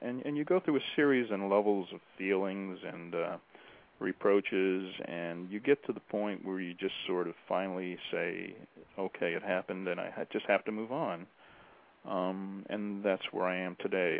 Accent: United States; when people would ask me, "Where are you from?" I'd say, "Oh, America."

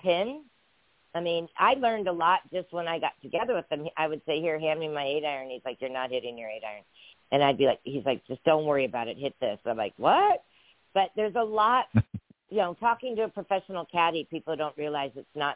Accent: San Diego, California, United States; I'm born and raised in San Diego

